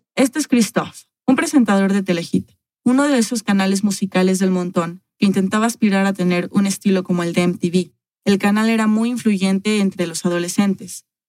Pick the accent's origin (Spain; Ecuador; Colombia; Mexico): Mexico